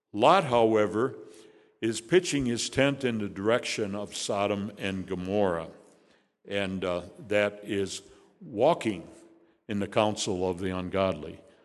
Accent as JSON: {"language": "English", "town": "Chicago", "region": "Illinois", "country": "United States", "tie": "born or raised there", "also_born_or_lived": "Hickory Hills, Illinois", "moved": "yes", "said": "I was born in Chicago, but not here. It was in Hyde Park"}